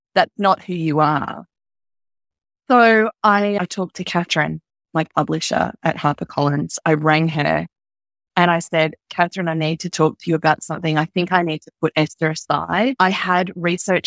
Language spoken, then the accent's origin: English; Australia; I'm from Australia